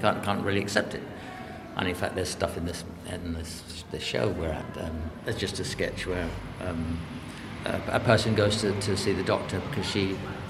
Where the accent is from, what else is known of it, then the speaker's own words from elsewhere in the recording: United Kingdom; moved away as an adult; now in Brussels, Belgium; I always start by apologising for being British.